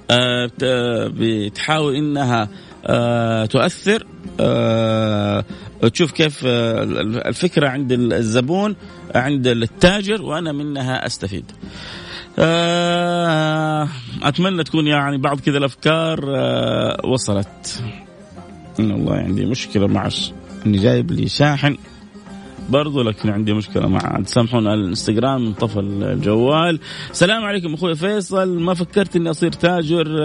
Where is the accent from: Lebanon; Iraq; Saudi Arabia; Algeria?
Saudi Arabia; شوف ايش اشهر المحلات الستيك عندنا في السعوديه اقول لهم تقبلوني انا سعودي ابغى اتوظف عندكم